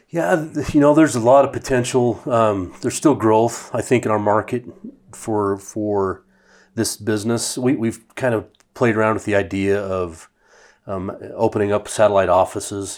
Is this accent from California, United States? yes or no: no; Idaho Falls, Idaho, United States; also born or lived in Boise; two guys that I grew up with in Idaho Falls